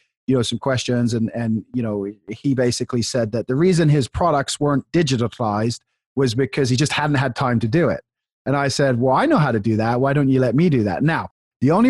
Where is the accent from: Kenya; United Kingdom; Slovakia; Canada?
United Kingdom; England; now in United States; I grew up in England